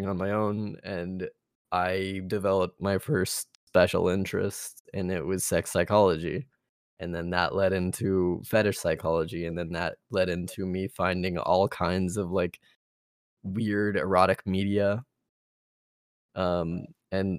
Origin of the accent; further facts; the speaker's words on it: Texas, United States; I'm Texan. I grew up in Texas.